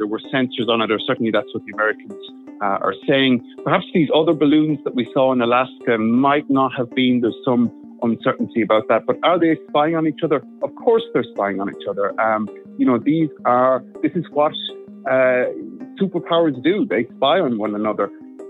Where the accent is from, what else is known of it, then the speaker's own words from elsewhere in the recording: Ireland; Ireland is a very significant country for China because we are English-speaking. We are seen as a bridge between Europe and the United States.